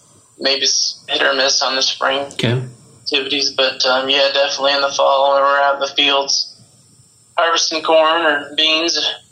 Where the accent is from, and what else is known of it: Neponset, Illinois, United States; born or raised there; moved away